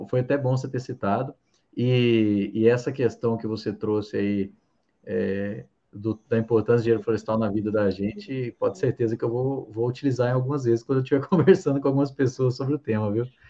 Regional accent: Santa Catarina, Brazil; moved away as an adult; also born or lived in Minas Gerais; eu sou catarinense, né? Mas eu estava em Minas desde 2010, que eu fui fazer faculdade.

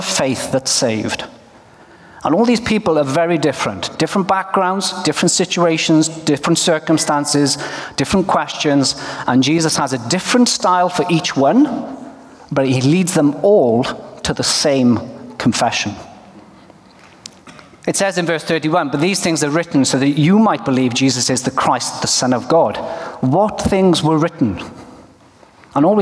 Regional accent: Wales, United Kingdom; now in Norway; I come from Wales, but I live in Norway.

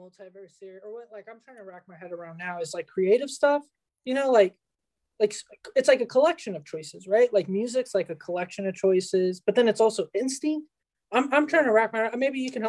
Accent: United States; born there; the fact that I was born in the United States determines some mm-hmm. things

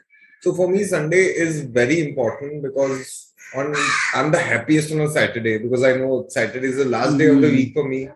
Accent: Mumbai, Maharashtra, India; also born or lived in Kandivali, Mumbai; I'm a thoroughbred Bandra boy. Born in Bandra, lived in Bandra

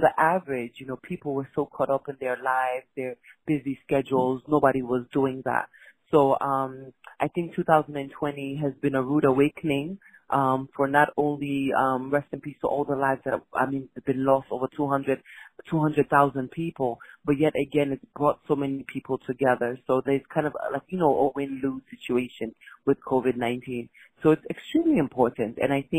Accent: Freetown, Western Area, Sierra Leone; And I'm from Freetown, Sierra Leone in West Africa.

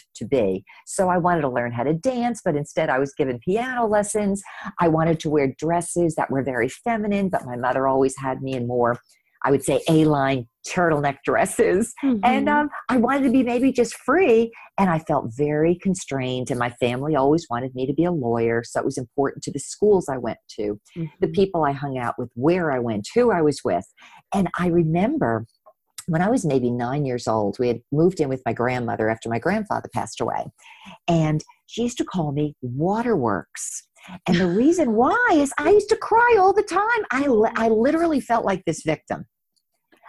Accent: New Jersey, United States; my road started in New Jersey. I grew up right outside of New York City in a small 1 square mile town

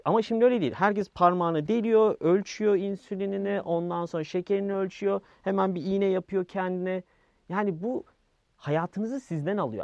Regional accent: Yeniköy, Istanbul, Turkey; also born or lived in United States; Yani yeni Yeniköylüyüm ben

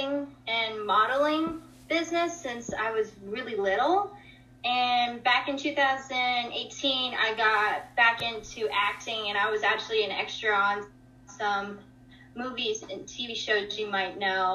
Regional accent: Atlanta, Georgia, United States; I was born here in Atlanta, Georgia. I've been born and raised here

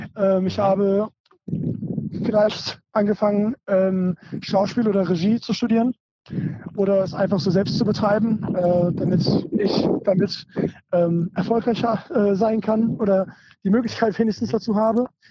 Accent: Germany; bin auf jeden Fall hier in, in, Deutschland geboren, aber wenn man so bilingual oder fast so trilingual aufwächst

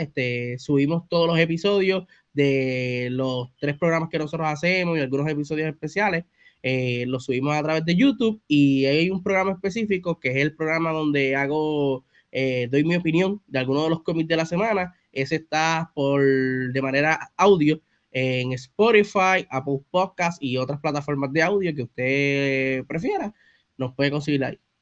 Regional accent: Bayamón, Puerto Rico; soy de Bayamón, Puerto Rico

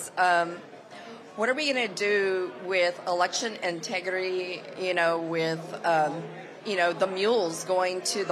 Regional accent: Dallas, Texas, United States; from Dallas, Texas. I've been in the Navy.

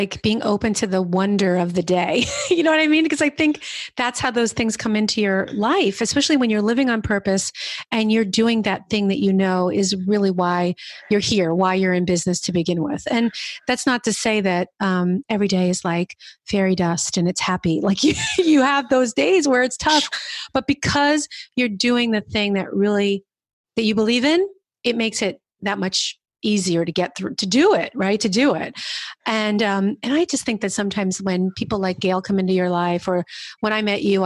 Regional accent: New Jersey, United States; moved away; also born or lived in New York City / Hudson Valley; I'm from New York originally. I grew up in New Jersey, but, I lived in the city

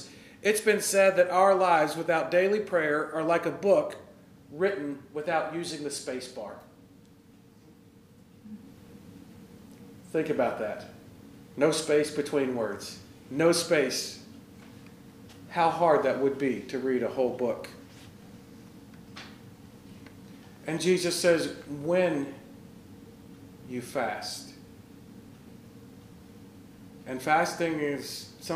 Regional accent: the South, United States; I grew up Lutheran in the South

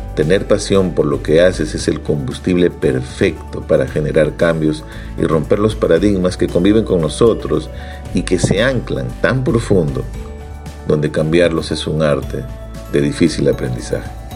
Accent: Ica, Peru; Nací en Ica, una provincia al sur de Lima, donde tenemos un cálido sol durante todo el año

